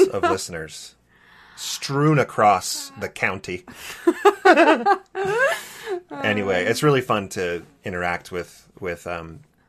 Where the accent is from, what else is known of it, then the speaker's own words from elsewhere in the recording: Santa Barbara, California, United States; So I grew up in Santa Barbara, California, and I wanted to go to my home ward.